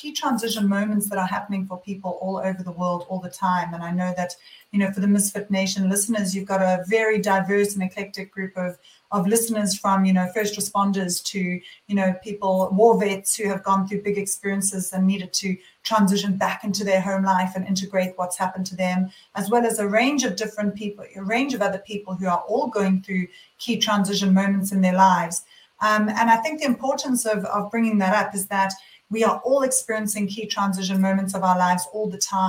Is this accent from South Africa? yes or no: yes; South Africa; moved away as an adult; also born or lived in London, United Kingdom / Sydney, Australia; now in Byron Bay, Australia; I am actually born and bred in South Africa. And I left South Africa when I finished university when I was 21 years old.